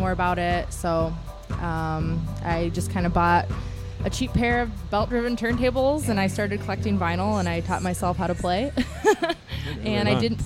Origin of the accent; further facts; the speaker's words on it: Detroit, Michigan, United States; also born or lived in Frankfurt, Germany / France; I've only been like in the Detroit area since I was like 7, so I moved around a lot before